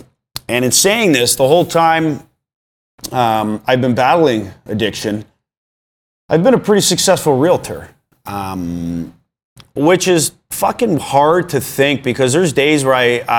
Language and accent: English; Vaughan, Ontario, Canada; I grew up in Vaughan, Ontario. Hockey was life.